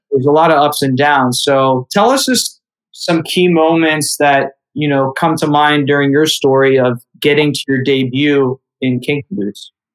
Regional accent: Youngstown, Ohio, United States; my hometown of Youngstown, Ohio.

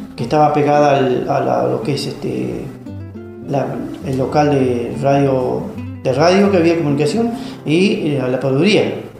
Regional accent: Río Unión, Lago La Plata / Lago Fontana area, Chubut, Argentina; nací en Reunión, zona del lago La Plata Fontana, en el año 1966

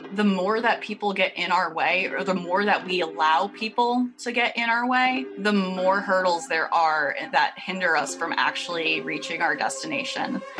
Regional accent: Worcester, Massachusetts, United States; moved away as an adult; also born or lived in Providence, Rhode Island / Los Angeles / Boston; I grew up just outside Worcester, Massachusetts

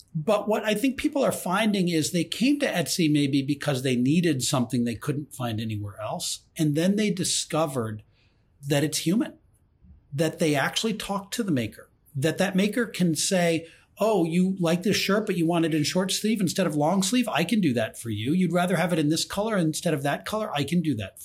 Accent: Ann Arbor, Michigan, United States; I grew up in Ann Arbor, Michigan, the largest football stadium in the United States.

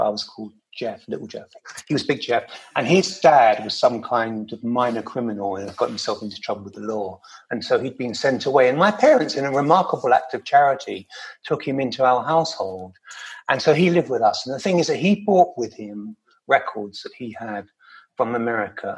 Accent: London, United Kingdom; growing up in London

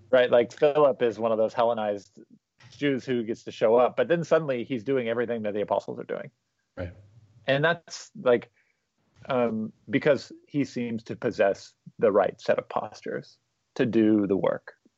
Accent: Newport Beach, California, United States; I was growing up there.

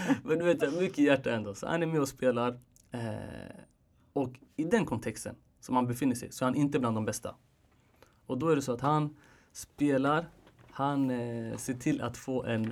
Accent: Sweden; jag är född här

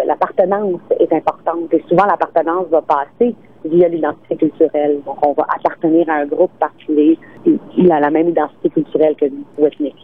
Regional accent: Quebec, Canada; chez nous au Québec

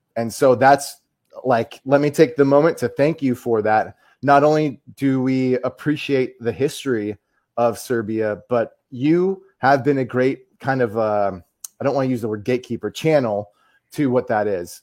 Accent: United States; as the American here

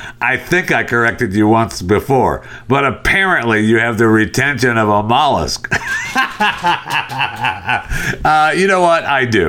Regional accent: Michigan, United States; moved away; I grew up in Michigan. I got out of there as soon as I could.

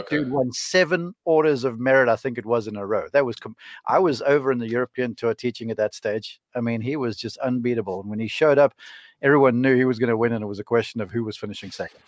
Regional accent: Somerset West, Western Cape, South Africa; moved away; my hometown of Somerset West.

